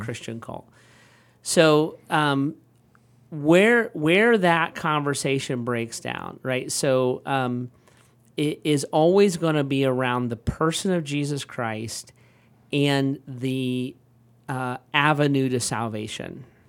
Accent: United States; I am like an American

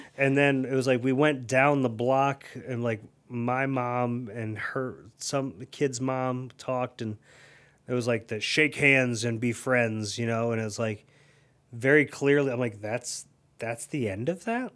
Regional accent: Akron, Ohio, United States; also born or lived in Tallmadge, Ohio; I grew up in Elliott

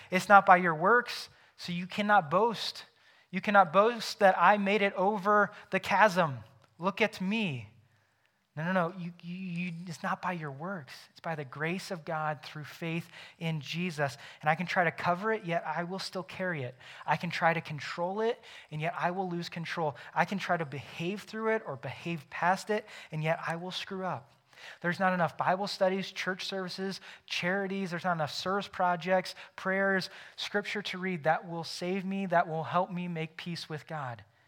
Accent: United States; I am an American because I was born in the United States of America

